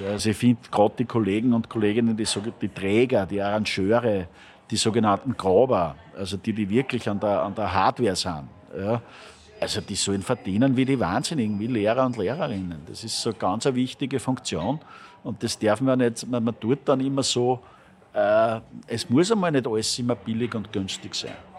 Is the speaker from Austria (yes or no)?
yes; Linz, Upper Austria, Austria; born or raised there; now in Vienna, Austria